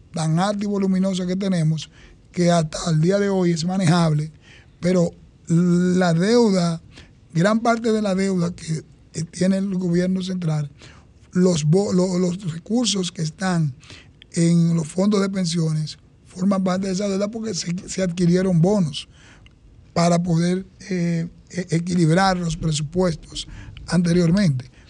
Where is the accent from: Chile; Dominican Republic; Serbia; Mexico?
Dominican Republic; Santo Domingo Este, Distrito Nacional; me formé y me eduqué en Santo Domingo Este